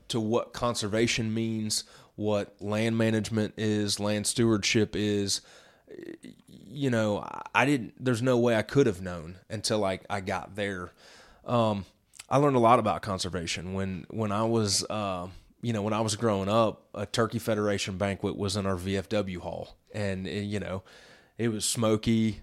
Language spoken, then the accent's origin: English; Midwest, United States; I grew up in the Midwest